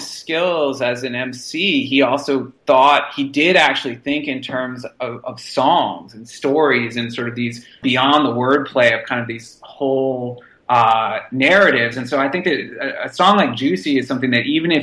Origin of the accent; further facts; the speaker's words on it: Boston, Massachusetts, United States; I grew up in Boston